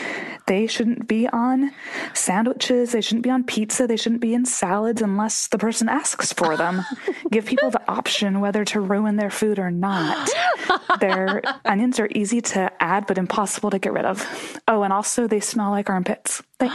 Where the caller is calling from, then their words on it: Indianapolis, Indiana, United States; calling from Indianapolis